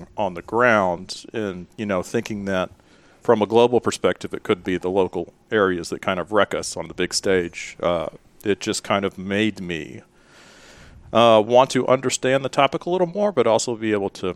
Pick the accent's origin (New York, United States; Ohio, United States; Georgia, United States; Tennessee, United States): Tennessee, United States; Memphis; moved away as an adult; now in Asheville, United States; originally from Memphis, Tennessee. I currently reside in Asheville, North Carolina.